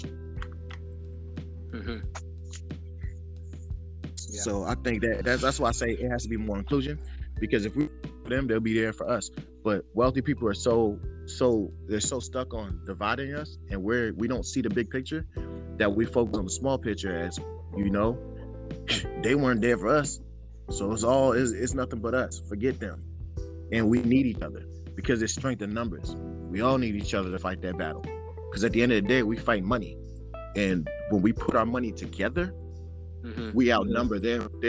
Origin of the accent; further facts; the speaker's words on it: United States; also born or lived in Sierra Leone; I'm African. I grew up in America since I was 1 year old, but I'm African